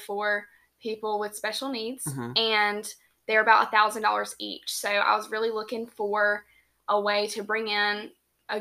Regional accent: Statesboro, Georgia, United States; I'm from Statesboro

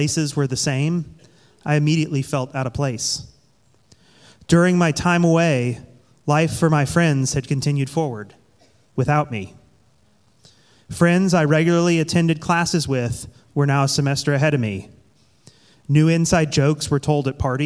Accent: Tulsa, Oklahoma, United States; I was born in October of 1982 in Tulsa, Oklahoma. From the beginning, I was set apart by being the firstborn and only boy in a family of four kids. I grew up in a loving Christian home, attending the Greek Orthodox Church in downtown Tulsa.

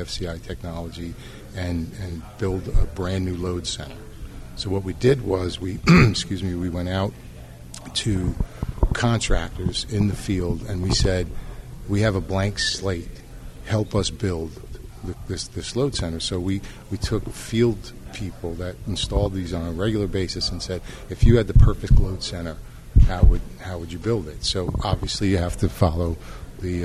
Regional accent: New York City, New York, United States; moved away as an adult; also born or lived in Philadelphia; I was born and raised in New York City, raised my kids in Philadelphia

